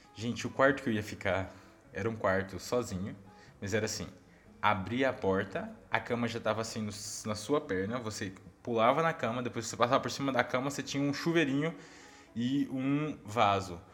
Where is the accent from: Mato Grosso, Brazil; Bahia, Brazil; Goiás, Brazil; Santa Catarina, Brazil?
Goiás, Brazil; como um bom goiano